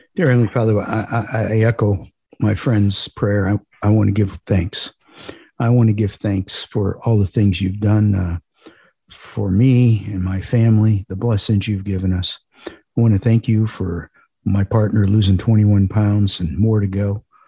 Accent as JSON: {"language": "English", "town": "Parma", "region": "Ohio", "country": "United States", "tie": "born or raised there", "said": "I grew up in a suburb of Cleveland called Parma"}